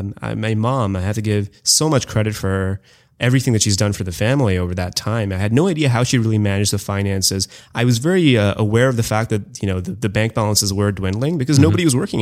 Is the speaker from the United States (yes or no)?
no; India; also born or lived in Canada; So most of my life, I grew up in India and I spent about ages 1 through 4 in Canada. I went back to India and kind of did sort of the baseball diamond of India in terms of growing up in Calcutta, Delhi, Bombay, and Bangalore.